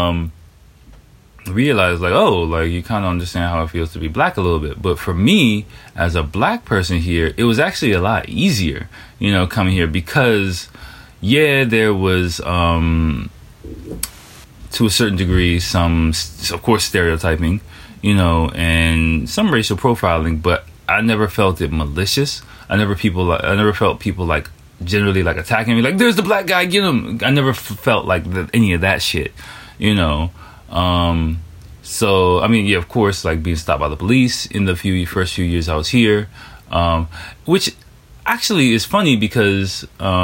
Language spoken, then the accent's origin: English; Washington, District of Columbia, United States; moved away as an adult; now in Japan; I grew up in Washington, D.C., which is Chocolate City